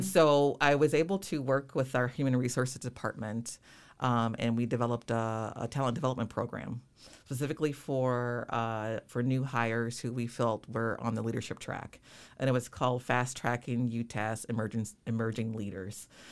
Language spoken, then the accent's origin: English; Rockford, Illinois, United States; born and raised Rockford, Illinois